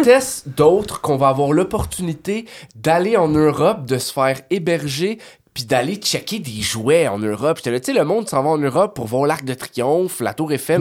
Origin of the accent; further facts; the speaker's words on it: Canada; on vient du Canada